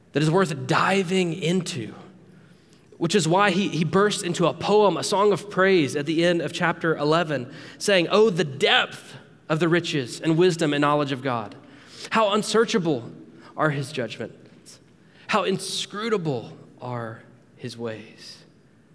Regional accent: near Panama City Beach, Florida, United States; Growing up near Panama City Beach

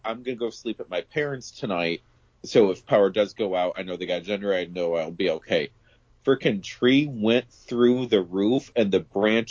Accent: New York, United States; So my hometown, which is an hour and a half drive away from where I am now

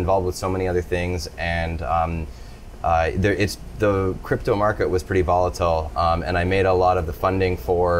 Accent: Toronto, Ontario, Canada; now in Nosara, Costa Rica; I am originally from Toronto

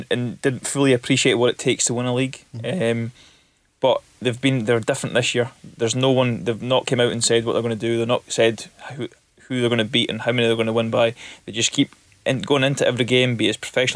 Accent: Elgin, Scotland, United Kingdom; when I was younger, I lived in Elgin

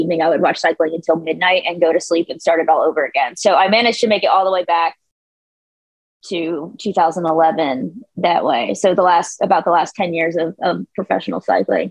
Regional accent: United States; being American

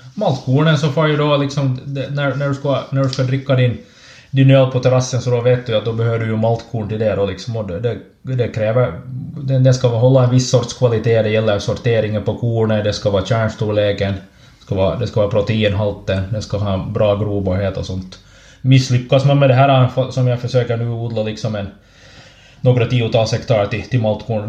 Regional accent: Ekenäs, Uusimaa, Finland; also born or lived in Snappertuna / Raseborg; jag kommer från, från Ekenäs

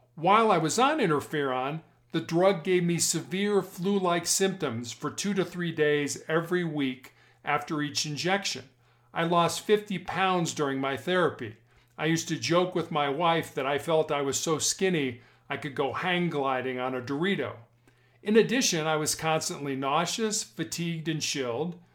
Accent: Chicago, Illinois, United States; also born or lived in Charleston, South Carolina; I was born and raised in Chicago, Illinois

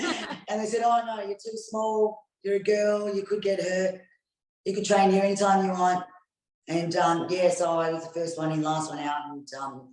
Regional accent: Australia; I'm Australian, born and raised in Australia

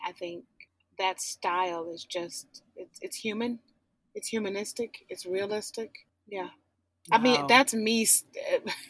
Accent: Detroit, Michigan, United States; moved away; I'm from Detroit, born and raised

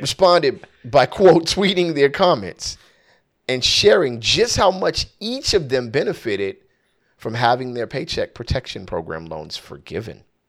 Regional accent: Southern California, United States; I'm from Southern California, born and raised, no plans of leaving whatsoever.

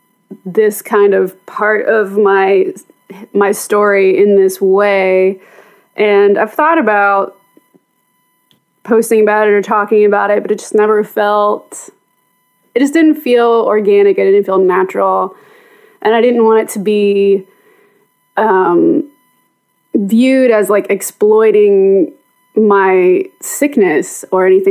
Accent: Mount Juliet, Tennessee, United States; also born or lived in Nashville; I was born in Nashville, but I actually grew up in a town right outside of Nashville called Mount Juliet

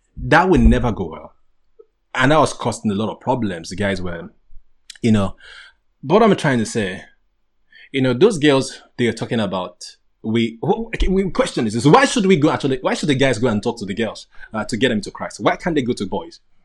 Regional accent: Nigeria; moved away; I'm a Nigerian guy. I'm a typical Nigerian guy

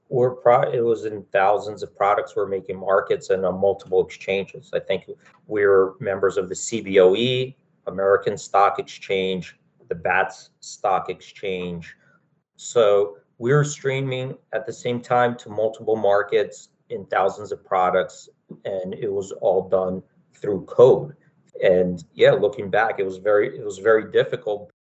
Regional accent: Philadelphia, Pennsylvania, United States; I grew up in Philadelphia

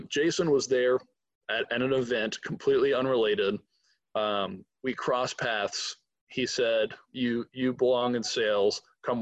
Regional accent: Atlanta, Georgia, United States; I'm from Atlanta, when I moved back, all my friends had moved out

